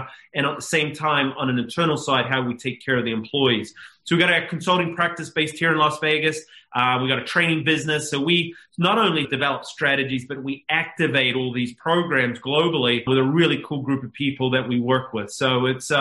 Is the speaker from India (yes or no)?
no; New Zealand; moved away as an adult; I'm a Kiwi based in New Zealand the first 21 years